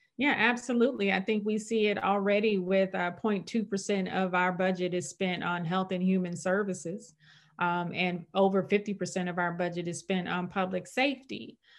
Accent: St. Louis, Missouri, United States; I was born and raised in Saint Louis

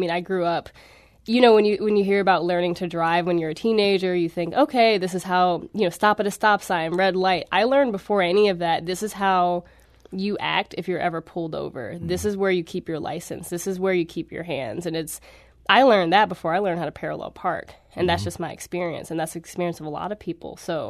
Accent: Florissant, Missouri, United States; I mean, well, I know, again, I grew up in Florissant, very diverse area, and I went to school in an area that wasn't so diverse necessarily.

